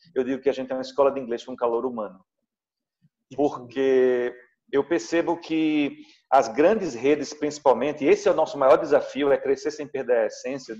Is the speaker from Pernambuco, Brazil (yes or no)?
yes; Pernambuco, Brazil; also born or lived in Recife; bolo de rolo é um produto é, é, tradicionalmente pernambucano, né? faz parte do nosso cardápio.